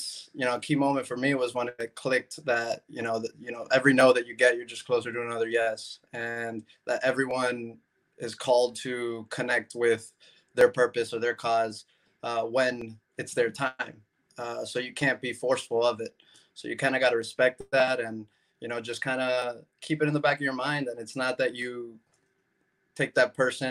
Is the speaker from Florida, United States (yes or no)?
yes; Miami, Florida, United States; I was born in Miami. I was born here, born and raised, went to school here, went to college here